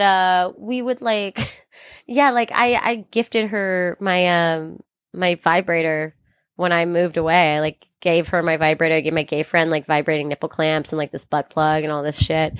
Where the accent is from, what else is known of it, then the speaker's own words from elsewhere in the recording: California, United States; I'm from California, but my mom's from Brooklyn